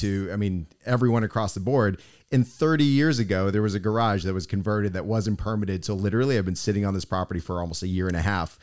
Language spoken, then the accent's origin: English; Boston, Massachusetts, United States; now in South Florida, United States; I'm originally from Boston